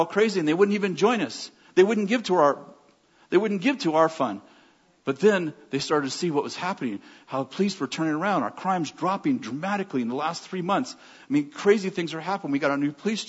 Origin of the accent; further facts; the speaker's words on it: United States; moved away; I'm an American